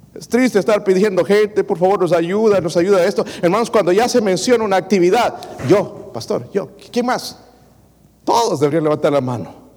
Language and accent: Spanish; El Salvador; now in United States; yo soy del Salvador